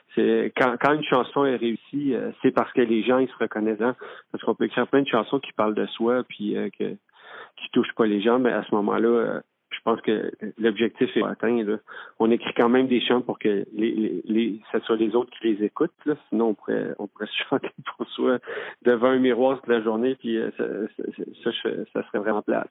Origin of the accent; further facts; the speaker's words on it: Quebec City, Quebec, Canada; moved away; also born or lived in Saint-Jean-sur-Richelieu; je suis originaire de la ville de Québec. Puis J'ai grandi j'ai grandi dans, un quartier qui s'appelle saint puis j'ai grandi à Limoilou aussi.